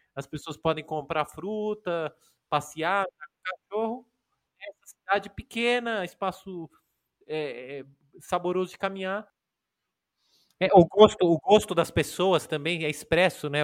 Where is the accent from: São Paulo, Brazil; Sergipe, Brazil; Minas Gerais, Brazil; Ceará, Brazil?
São Paulo, Brazil; eu e o Daniel, a gente é de São Paulo, mora em São Paulo, estuda, trabalha aqui